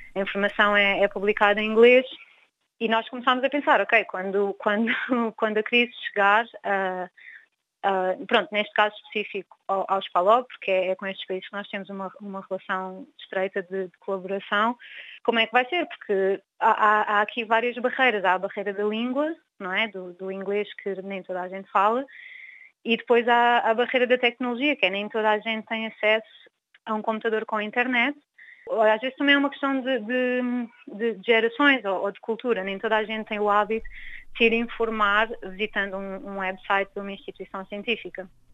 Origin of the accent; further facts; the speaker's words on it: Angola; sou angolana